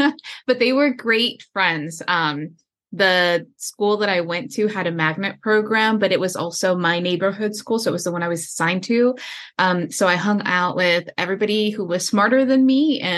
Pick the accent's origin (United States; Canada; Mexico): United States; Houston, Texas; I grew up in Houston, Texas, on the southeast side of town within the Loop. For those of you that are familiar with Houston, Texas, the neighborhood I grew up in is called Pecan Park.